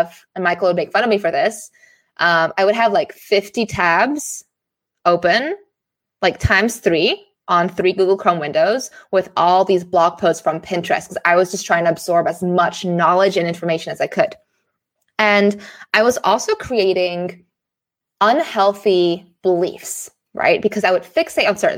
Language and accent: English; Singapore; moved away; also born or lived in Amsterdam, Netherlands / Frankfurt, Germany; I grew up in Singapore